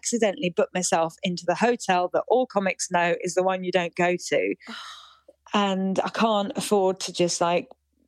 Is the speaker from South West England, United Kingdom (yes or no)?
no; London, United Kingdom; as a Londoner